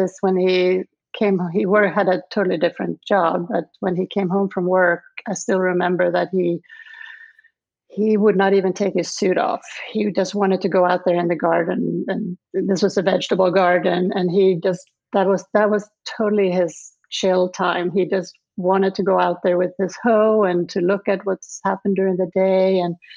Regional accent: Lund, Skåne, Sweden; English is a second language; moved away as an adult; now in Charlottesville, United States; where I grew up was outside of Lund, which is in the southern part of Sweden

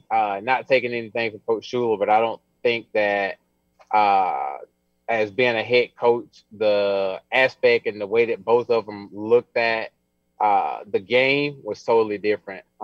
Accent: Alabama, United States; I'm from Alabama, so I produce a lot of power.

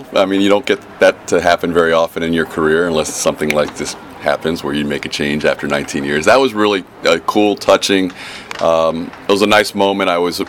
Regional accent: Houston, Texas, United States; also born or lived in Tampa Bay; now in Houston, United States; I was born in Houston, coming back to Houston

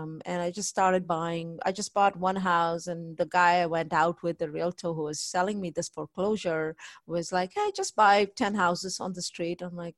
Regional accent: India; moved away as an adult; now in United States; I came from India here in 1998. I went to College Station, Texas A&M

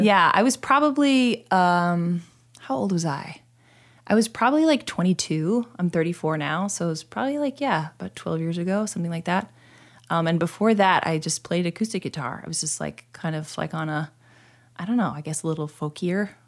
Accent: two hours north of Sacramento, Northern California, United States; moved away as an adult; I was born in Sacramento and then raised two hours north of Sacramento, inland

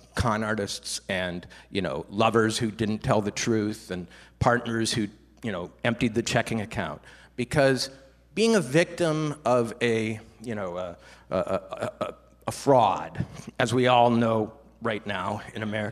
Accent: Minnesota, United States; I grew up in Minnesota

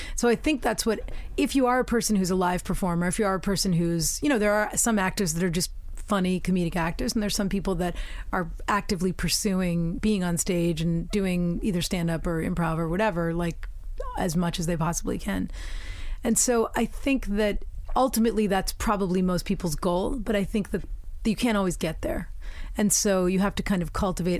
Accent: United States; also born or lived in England; now in United Kingdom

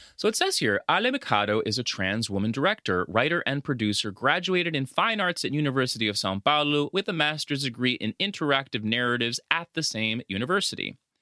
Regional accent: La Paz, Bolivia; now in United States; growing up in Latin America, specifically Bolivia, a lot of times, at least back then when we lived there

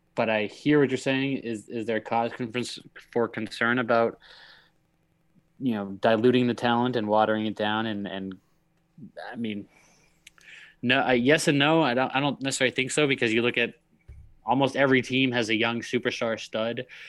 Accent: Northeast, United States; we're from the Northeast

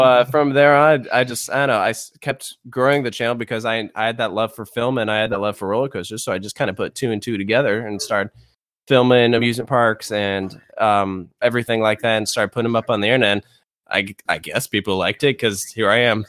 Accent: Virginia, United States; I'm from Virginia

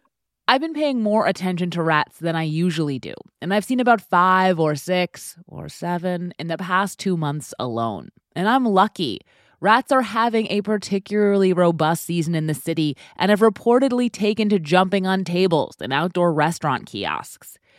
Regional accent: New York City, New York, United States; As a New Yorker, as someone who woke up the other morning with a dead rat splayed out on the sidewalk right in front of her apartment

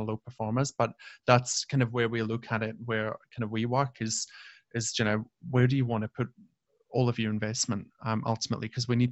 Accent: Hawick, Scotland, United Kingdom; Not in my hometown

